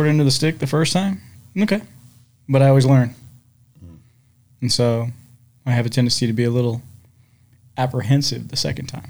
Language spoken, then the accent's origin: English; Washington, United States; I came from Washington State.